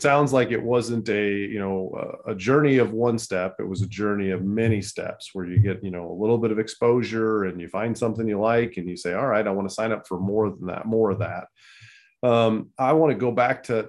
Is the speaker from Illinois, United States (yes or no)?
yes; Illinois, United States; We're both born and raised in Illinois.